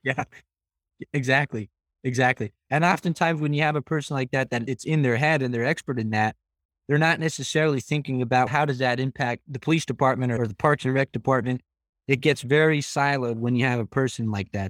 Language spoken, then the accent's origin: English; Frackville, Pennsylvania, United States; my hometown of Frackville